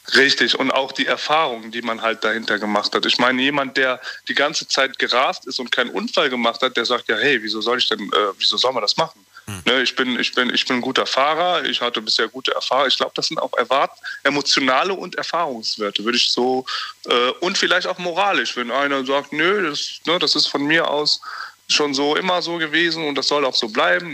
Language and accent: German; Wachtberg, North Rhine-Westphalia, Germany; ich komme aus Wachtberg